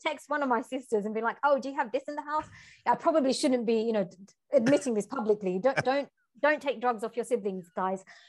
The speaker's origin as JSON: {"language": "English", "region": "London", "country": "United Kingdom", "tie": "born or raised there", "moved": "as an adult", "said": "growing up in Tower Hamlets"}